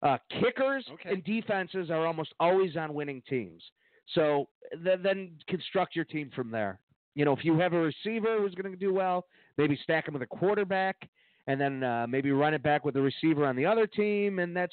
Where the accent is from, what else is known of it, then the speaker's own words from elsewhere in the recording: Mexico; Well, we come from Mexico, Clark.